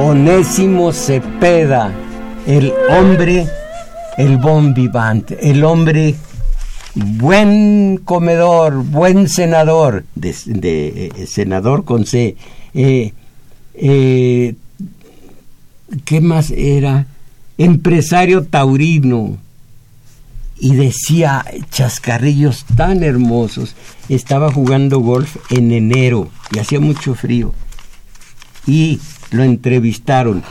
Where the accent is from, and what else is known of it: Mexico